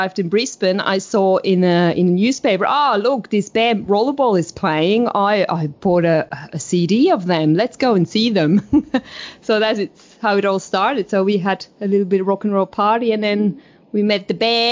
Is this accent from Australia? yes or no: no; Switzerland; moved away; I'm Swiss. So I was born in Switzerland